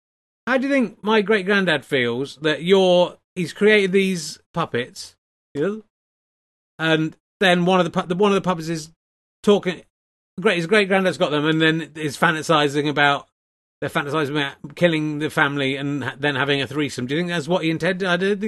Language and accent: English; England, United Kingdom; So, I don't care, Richard. I'm English through and through.